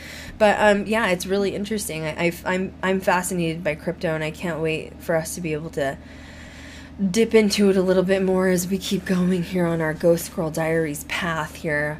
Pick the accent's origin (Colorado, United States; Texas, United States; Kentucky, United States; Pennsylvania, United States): Colorado, United States; growing up in Colorado, you're into hiking